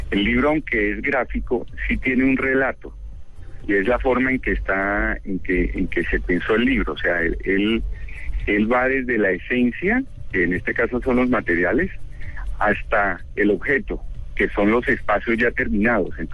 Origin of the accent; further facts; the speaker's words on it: Barranquilla, Atlántico, Colombia; born there; now in Bogotá, Colombia; No, yo vivo hace muchísimos años en Bogotá, pero sí nací en Barranquilla